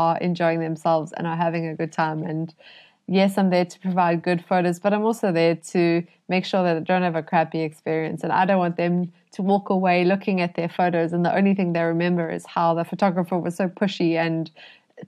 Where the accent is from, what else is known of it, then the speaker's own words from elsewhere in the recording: Cape Town, Western Cape, South Africa; I'm from Cape Town